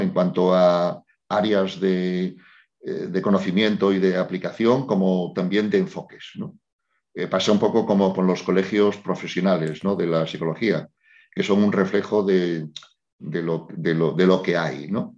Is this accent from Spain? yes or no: yes; Spain; yo soy un, psicólogo español